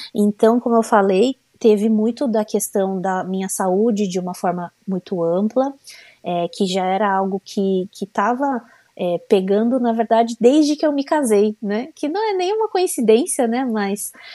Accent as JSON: {"language": "Portuguese", "region": "São Paulo", "country": "Brazil", "moved": "as an adult", "lives_now": "United States", "said": "eu sou de São Paulo, é, mas já faz quase um ano que a gente tem é, morado aqui nos Estados Unidos"}